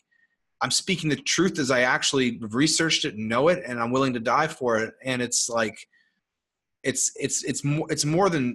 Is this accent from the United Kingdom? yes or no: no; Canada; I'm from Canada